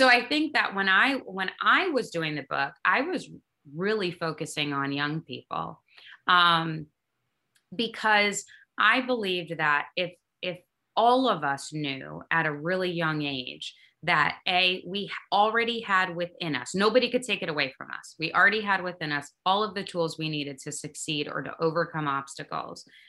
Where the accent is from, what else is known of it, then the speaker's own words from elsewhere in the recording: Kalamazoo, Michigan, United States; So me and Derek were raised in a small town, and we're from Kalamazoo, Michigan